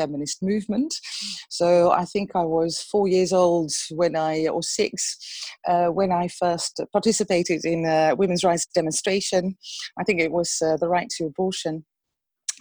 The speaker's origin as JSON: {"language": "English", "town": "Emmen", "region": "Drenthe", "country": "Netherlands", "tie": "born or raised there", "also_born_or_lived": "Steenwijk / Utrecht / Brussels", "moved": "as an adult", "lives_now": "Amsterdam, Netherlands", "said": "I grew up in Drenthe, in Emmen, which people might know because it has a huge zoo."}